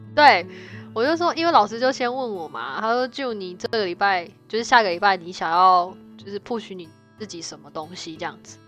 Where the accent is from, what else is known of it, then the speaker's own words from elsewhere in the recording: Taiwan; moved away as an adult; now in Canada; 像我们台湾